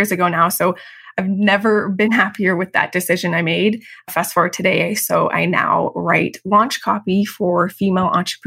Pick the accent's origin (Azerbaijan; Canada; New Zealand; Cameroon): Canada; Calgary, Alberta; moved away as an adult; also born or lived in Chicago, United States / Vienna, Austria; I grew up in Calgary, Canada